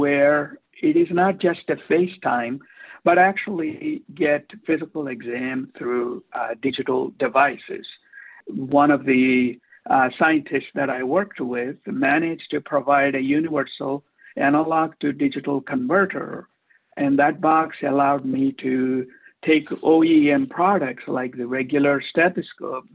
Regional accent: India; now in Newport Beach, United States; I'm an Indian immigrant interventional cardiologist practicing in Newport Beach for the past 32 years

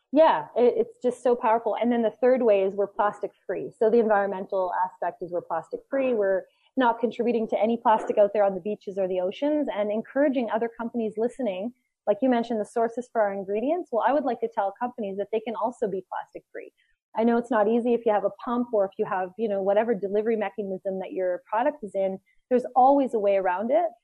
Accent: Canada; also born or lived in Costa Rica; we are Canadian

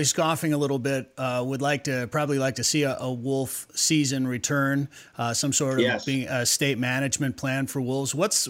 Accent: Wisconsin, United States; moved away; I grew up gun hunting in Wisconsin.

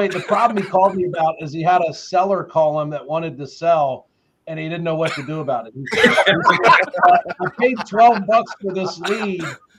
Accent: the South, United States; Hey, I'm from the South and I'm black. You know, like we always say, don't count your chickens before they hatch.

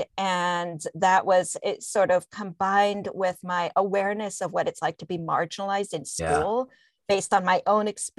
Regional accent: London, United Kingdom; first language Spanish; English is a second language; moved away; I was born in London, England, because they had a hard time finding anywhere else to live

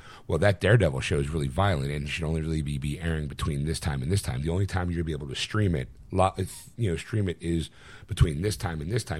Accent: Sweden; I'm from Sweden, and I know it's the freedom of speech.

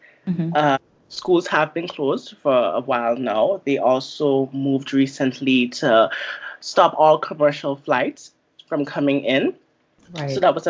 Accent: Grenada; I am from Caribbean background, so I am Grenadian. I have lots of family still back home

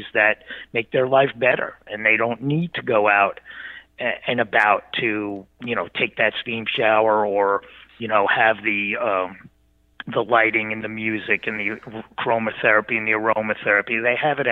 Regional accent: East Coast, United States; I grew up on the East Coast

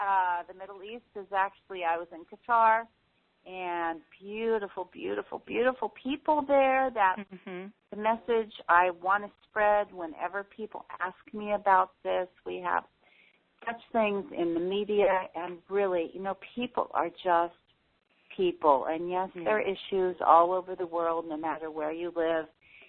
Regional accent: Tokyo, Japan; because I grew up in Tokyo, Japan.

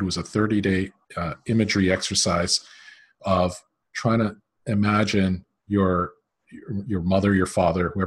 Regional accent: Canada; When I was growing up, so I'm Canadian

